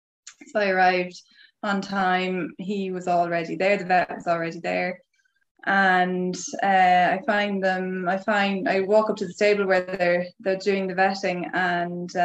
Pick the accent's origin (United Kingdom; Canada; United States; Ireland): Ireland; accent: Irish; moved away; I'm Irish.